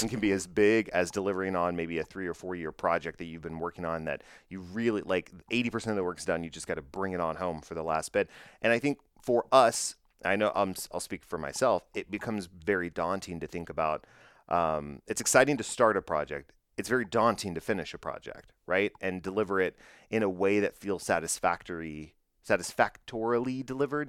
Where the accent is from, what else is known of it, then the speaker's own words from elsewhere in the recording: Bedford, Texas, United States; my hometown, Bedford, Texas.